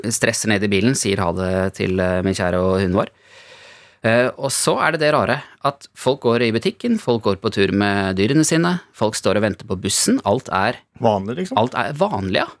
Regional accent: Norway; moved away as an adult; also born or lived in Ukraine; jeg er nordmann

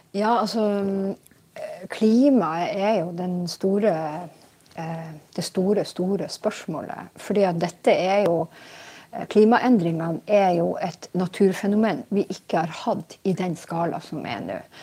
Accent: Steigen, Nordland, Norway; da jeg vokste opp i Steigen i Nord-Norge

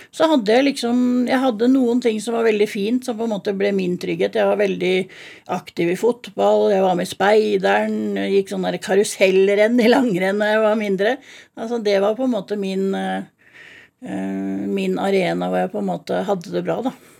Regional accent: Drøbak, Akershus, Norway; also born or lived in Miami; Født og oppvokst i Drøbak

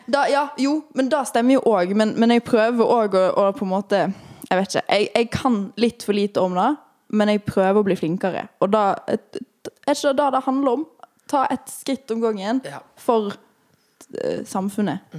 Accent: Western Norway, Norway; moved away as an adult; med to vestlendinger. Uh, mm. En som er fra der jeg er fra

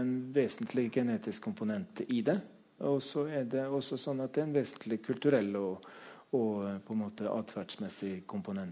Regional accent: Trøndelag, Norway; jeg vokste opp på landsbygda i Trøndelag

